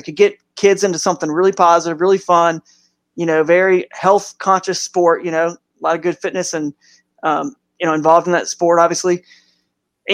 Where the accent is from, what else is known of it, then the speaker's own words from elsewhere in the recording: Atlanta, Georgia, United States; moved away as an adult; also born or lived in Tennessee / Cow Bayou, Texas / Northeast Ohio; now in Cleveland Akron area, United States; Atlanta, where I grew up in the South, Atlanta pretty much when I was about 8 years old and beyond